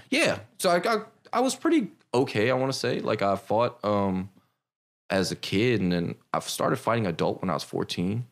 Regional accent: Silver Spring, Maryland, United States; I grew up in Maryland. So I'm from Silver Spring.

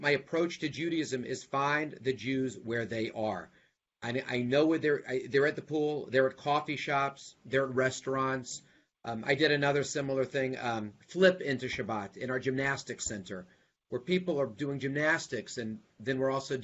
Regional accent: Huntsville, Alabama, United States; also born or lived in Birmingham, Alabama; now in Atlanta, United States; I'm a Southern boy, so being in the South, I was born in Huntsville

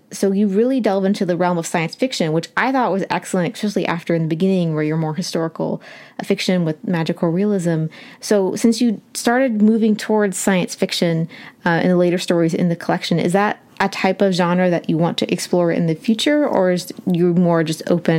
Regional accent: Appalachia, United States; I'm from Appalachia

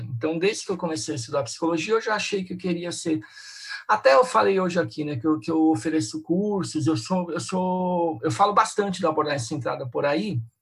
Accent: São Paulo, Brazil; eu sou aqui de São Paulo

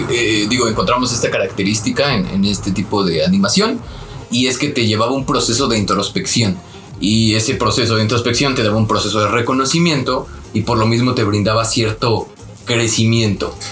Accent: Mexico City, Mexico

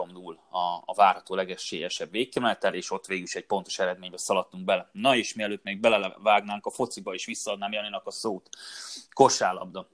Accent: Hungary; mert magyarok vagyunk

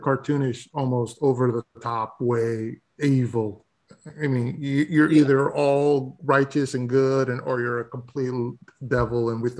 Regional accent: United States; I'm an American. I love America

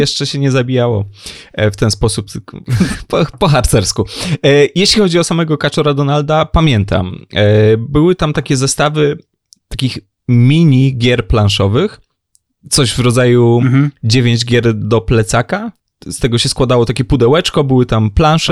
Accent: Lower Silesian Voivodeship, Poland; jestem z Dolnego Śląska

